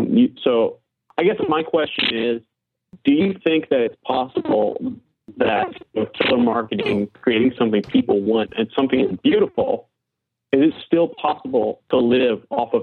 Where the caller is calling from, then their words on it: Baton Rouge, Louisiana, United States; I'm calling from Baton Rouge, Louisiana.